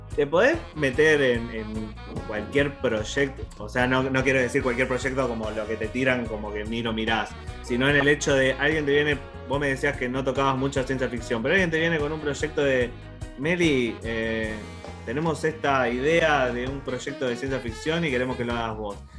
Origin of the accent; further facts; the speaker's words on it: Morón, Buenos Aires Province, Argentina; yo soy de Morón